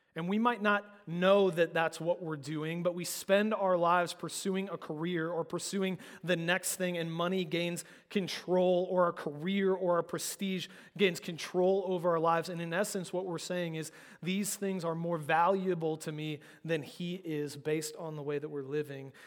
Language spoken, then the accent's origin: English; United States; particularly as American Christians